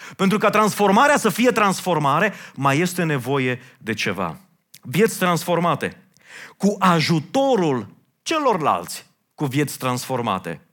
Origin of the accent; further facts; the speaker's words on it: Romania; noi, ca români